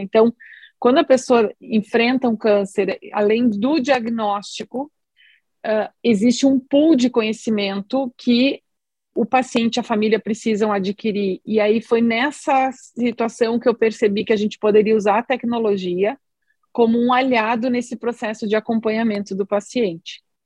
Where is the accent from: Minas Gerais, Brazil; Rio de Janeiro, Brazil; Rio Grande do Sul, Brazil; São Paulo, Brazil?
Rio Grande do Sul, Brazil; eu sou aqui do Rio Grande do Sul, fiz toda a minha formação como médica aqui no Sul também, em Porto Alegre